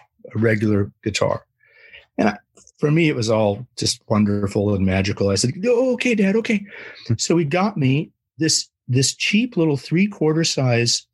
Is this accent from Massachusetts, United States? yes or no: no; San Jose, California, United States; I was a restless lad in the sleepy suburbs of San Jose, Northern California